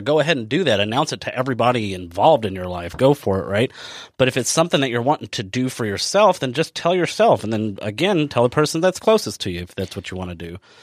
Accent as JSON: {"language": "English", "region": "Kentucky", "country": "United States", "said": "we're from Kentucky"}